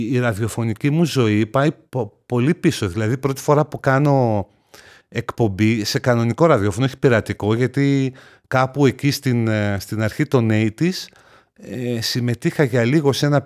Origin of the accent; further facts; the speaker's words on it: Thessaloniki, Central Macedonia, Greece; Εγώ γεννήθηκα και μεγάλωσα στη Θεσσαλονίκη.